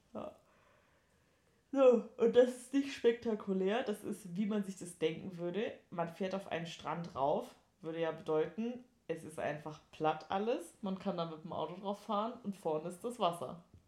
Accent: Sylt / Danish border area, Schleswig-Holstein, Germany; moved away; Ich war in der Heimat mit, äh, mit den Mädels und ähm, habe da so ein bisschen Sylt-Dänemark-Krams äh, gemacht.

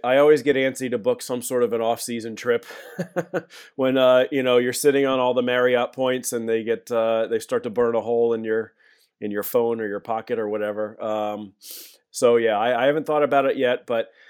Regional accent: Philadelphia, Pennsylvania, United States; growing up in Philadelphia, all my family, most of my family is still here, still have so many friends here.

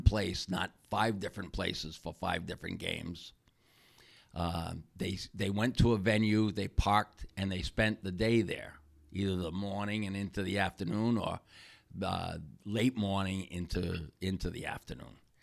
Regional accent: Warwick, Rhode Island, United States; now in Wakefield, United States; I'm from Wakefield, Rhode Island, originally in, from Warwick, Rhode Island

